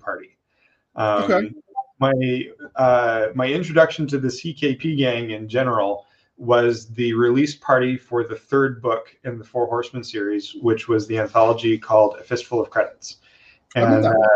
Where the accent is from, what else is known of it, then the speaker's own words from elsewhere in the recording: Canada; also born or lived in the Maritimes; I'm Canadian